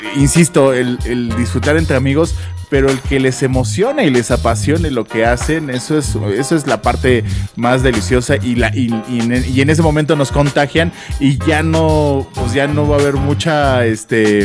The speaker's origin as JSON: {"language": "Spanish", "country": "Mexico", "said": "como mexicanos"}